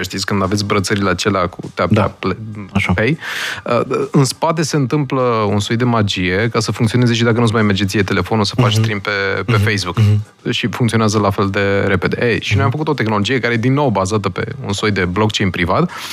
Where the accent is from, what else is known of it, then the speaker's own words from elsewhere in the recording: Romania; moved away as an adult; now in Austin, United States; suntem noi români